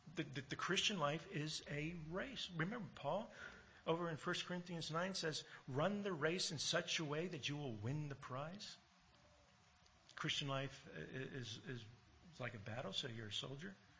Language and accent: English; United States; now in Australia; growing up in America and hearing you know, all the American history